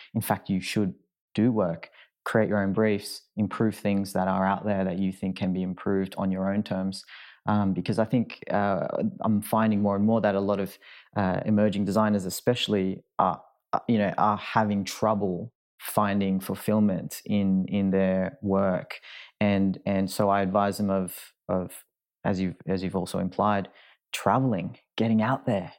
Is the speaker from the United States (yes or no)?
no; Sydney, New South Wales, Australia; moved away; I'm from Sydney, and that's where I call home